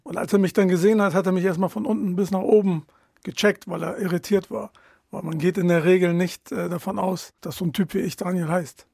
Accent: Delmenhorst, Lower Saxony, Germany; moved away as an adult; also born or lived in Bremen; now in Ritterhude, Germany; ich bin in Delmos geboren. In Delmos geboren und aufgewachsen

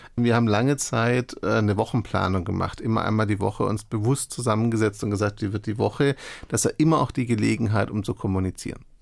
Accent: Stuttgart area, Baden-Württemberg, Germany; moved away as an adult; ich hatte mein soziales Umfeld seit Jahren, ich komme aus der Gegend

